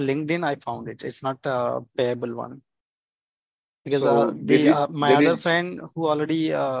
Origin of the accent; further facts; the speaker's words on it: India; actually I'm from India.